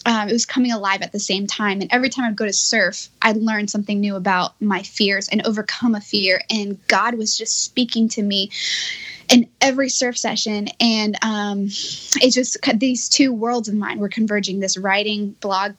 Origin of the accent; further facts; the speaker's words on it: Miami, Florida, United States; moved away as an adult; now in California, United States; I grew up in Miami, Florida, and there's zero surf culture there at all